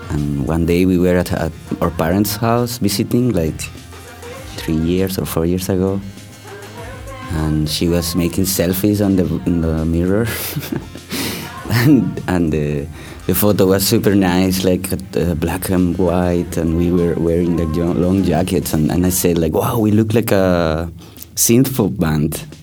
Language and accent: English; Chile; born there; also born or lived in Spain / Turkey; I was born in Chile because my family is uh, uh from Chilean roots and Spanish roots, so I lived in, in both places, in Chile and Spain. Then um, I also lived a long time in Turkey, in Ista